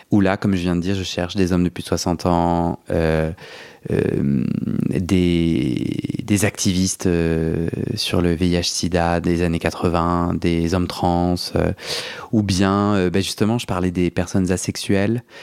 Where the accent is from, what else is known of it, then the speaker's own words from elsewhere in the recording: Algeria; now in France; Moi j'ai grandi en Algérie, en algérien, sans aucun témoignage sans, aucun, sans aucun référent.